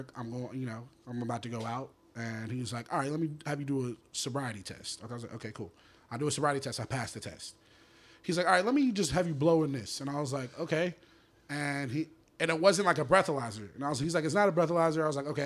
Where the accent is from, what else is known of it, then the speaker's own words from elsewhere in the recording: Atlanta, Georgia, United States; I'm from Atlanta, from my job in Atlanta